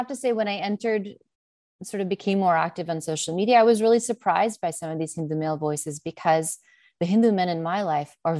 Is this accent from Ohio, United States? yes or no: no; New York, United States; accent: American English; English is a second language; This is not a practiced accent. I'm from New York